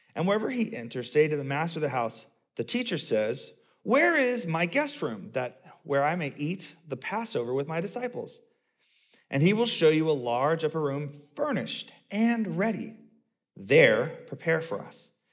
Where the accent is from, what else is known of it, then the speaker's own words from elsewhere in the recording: the South, United States; I grew up in the South